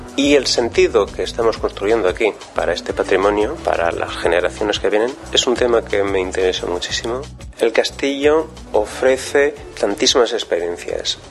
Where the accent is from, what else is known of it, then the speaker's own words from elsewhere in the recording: near Carcassonne, Occitania, France; also born or lived in Valencia, Spain; Yo nací en España, en Valencia, pero si soy de padres eh, españoles, eh, desde pequeño vivo aquí en Francia, en el sur de Francia. Me he criado al lado de Carcassonne